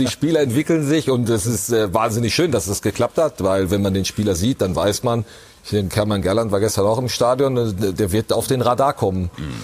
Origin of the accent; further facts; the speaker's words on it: Witten, North Rhine-Westphalia, Germany; in meiner Heimatstadt Witten